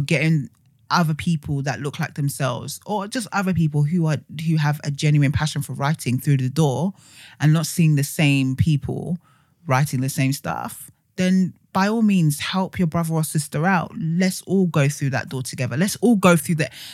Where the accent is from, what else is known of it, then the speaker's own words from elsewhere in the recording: Nigeria; because I'm Nigerian.